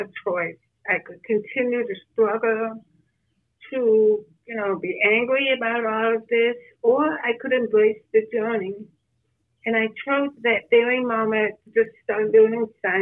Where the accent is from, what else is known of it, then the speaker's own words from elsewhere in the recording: Rochester, New York, United States; I'm from Rochester, New York.